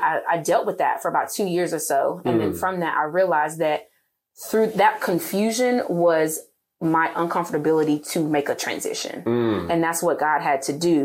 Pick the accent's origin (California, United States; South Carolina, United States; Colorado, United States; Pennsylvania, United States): South Carolina, United States; Boiling Springs; I grew up in Boiling Springs, South Carolina